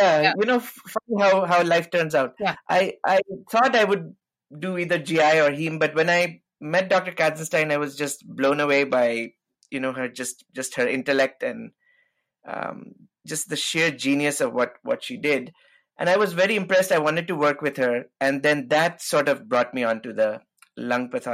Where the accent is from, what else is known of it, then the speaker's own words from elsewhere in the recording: New Delhi, Delhi, India; moved away as an adult; also born or lived in Syracuse, New York; now in United States; I am actually from... originally from India, as you can tell. I was born in New Delhi, raised there